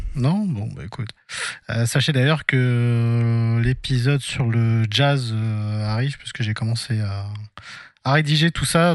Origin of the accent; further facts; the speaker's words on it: Nogent-sur-Marne, Île-de-France, France; à Nogent-sur-Marne, du coup, qui est ma ville natale, en 94